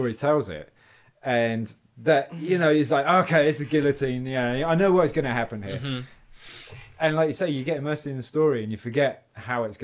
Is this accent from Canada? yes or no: no; England, United Kingdom; now in United States; I'm an English guy and I'm in America